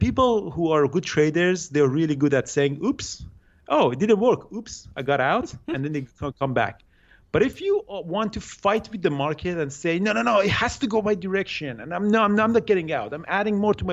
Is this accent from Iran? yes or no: yes; Iran; moved away as an adult; now in Vancouver, Canada; I grew up in Iran. I did my study in Iran